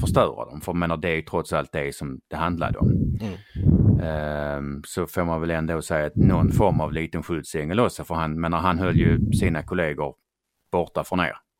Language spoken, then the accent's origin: Swedish; Skåne, Sweden; jag kommer ju från Skåne som ja. hörs